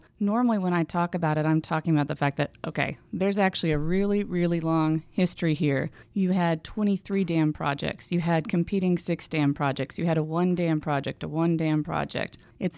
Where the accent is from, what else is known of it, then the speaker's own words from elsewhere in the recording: Houston, Texas, United States; also born or lived in Waco, Texas; now in San Angelo, United States; I grew up in Houston.